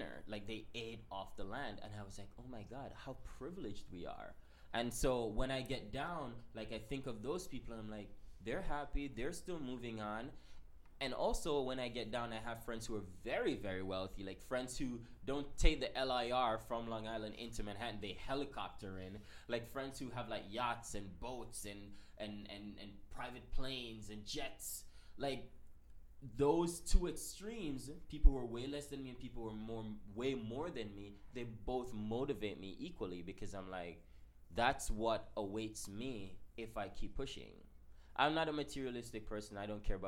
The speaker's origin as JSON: {"language": "English", "country": "Jamaica", "tie": "born or raised there", "moved": "yes", "said": "we grew up pretty privileged in Jamaica. I'm from Jamaica."}